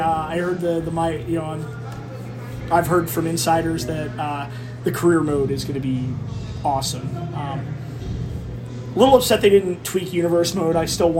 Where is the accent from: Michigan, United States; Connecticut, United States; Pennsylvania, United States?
Pennsylvania, United States; Philadelphia; it's my hometown crowd. We all know what us Philadelphians are famous for.